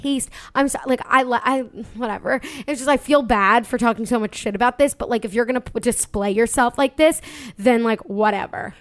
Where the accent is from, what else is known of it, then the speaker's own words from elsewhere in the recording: Long Island, New York, United States; I'm from Long Island, we're from Long Island